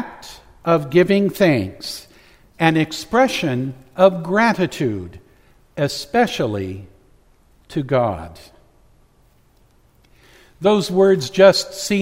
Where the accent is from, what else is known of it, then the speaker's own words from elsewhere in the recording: Oakdale, United States; Growing up in the Methodist Church in Oakdale